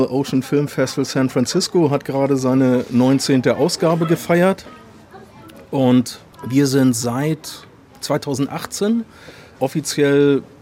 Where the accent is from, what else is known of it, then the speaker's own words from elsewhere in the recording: Kiel, Schleswig-Holstein, Germany; Ich glaube, als Kieler kann man der Faszination mehr eigentlich nicht entkommen, oder? Also ich meine, du gehst vor die Tür und es ist da.